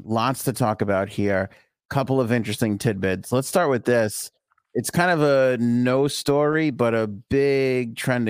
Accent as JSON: {"language": "English", "town": "Bayside", "region": "New York", "country": "United States", "said": "my wife likes to sunbathe out in the backyard, you know, because we're from Bayside. We didn't have yards."}